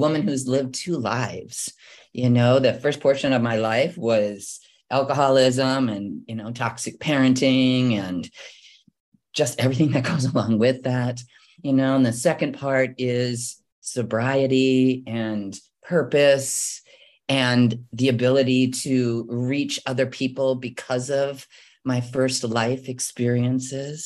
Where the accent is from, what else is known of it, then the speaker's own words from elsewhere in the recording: Midwest, United States; moved away; I was born and raised in the Midwest